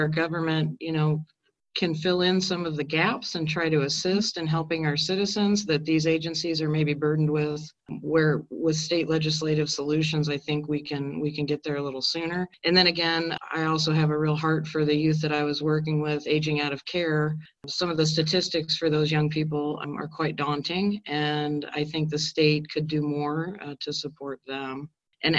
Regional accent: Carmel, Indiana, United States; I'm from the district. I grew up here in Carmel, went to Carmel High School

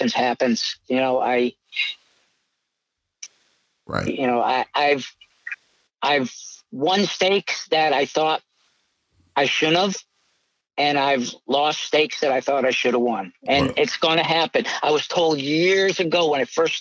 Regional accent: New England, United States; an New England boy

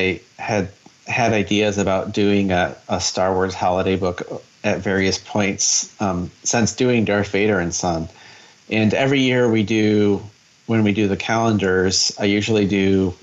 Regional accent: Michigan, United States; growing up in Michigan

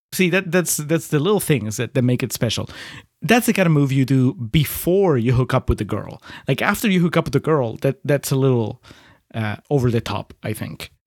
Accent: Lima, Peru; moved away; in Lima, where I grew up

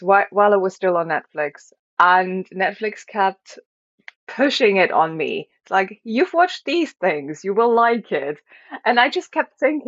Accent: Germany; I am from Germany

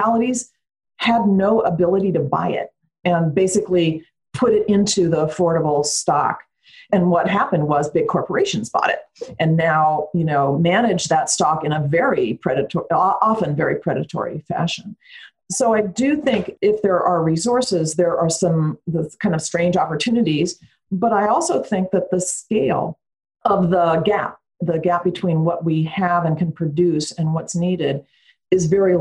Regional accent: Bay Area, California, United States; I grew up in the Bay Area

